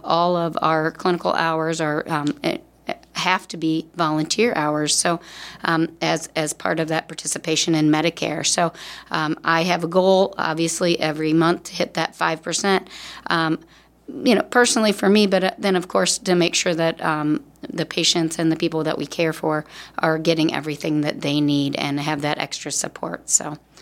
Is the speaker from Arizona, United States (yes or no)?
no; Davenport, Iowa, United States; I'm indeed from Davenport, Iowa